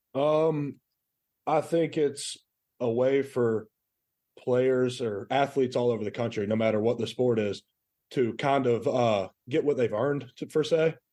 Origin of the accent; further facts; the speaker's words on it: Rome, Georgia, United States; also born or lived in Chattanooga, Tennessee; I was born there, moved down because my dad got a coaching job. So we moved to Rome